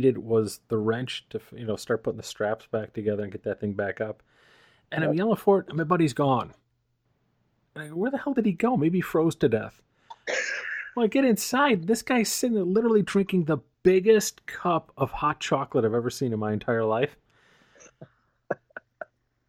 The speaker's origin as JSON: {"language": "English", "town": "Buffalo", "region": "New York", "country": "United States", "tie": "born or raised there", "moved": "yes", "lives_now": "Gilbert, United States", "said": "I grew up in that crap. I will never go back."}